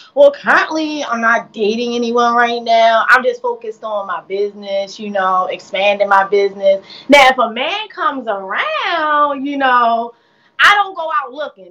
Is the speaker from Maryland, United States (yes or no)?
yes; Baltimore, Maryland, United States; I'm from Baltimore, Maryland